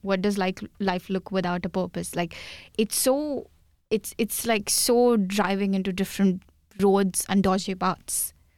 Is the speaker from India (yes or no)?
yes; India; English is a second language; moved away as an adult